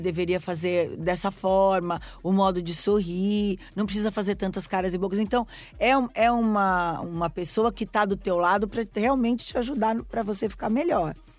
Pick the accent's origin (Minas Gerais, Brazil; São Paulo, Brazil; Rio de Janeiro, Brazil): São Paulo, Brazil; eu que fui criada ali em São Paulo